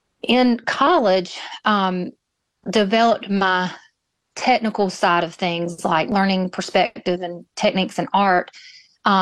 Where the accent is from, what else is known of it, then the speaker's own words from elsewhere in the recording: Moore County, North Carolina, United States; also born or lived in Greensboro, North Carolina; now in Wallace, United States; I was raised in Moore County, which isn't far from Wallace